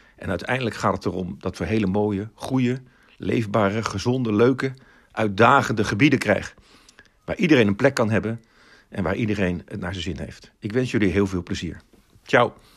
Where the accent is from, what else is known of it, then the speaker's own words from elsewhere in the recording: Rotterdam, South Holland, Netherlands; also born or lived in Groningen; Rotterdam, mijn stad. Ik ben er opgegroeid